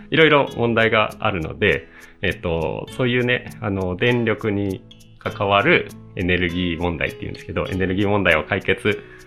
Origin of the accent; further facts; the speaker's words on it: Asahikawa, Hokkaido, Japan; moved away as an adult; also born or lived in Tokyo; 僕、あの、北海道出身、北海道のね、旭川出身なんですよね